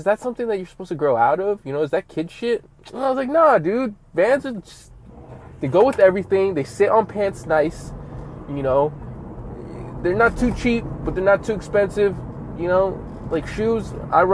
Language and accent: English; Southern California, United States; I'm from Cali, from the SoCal area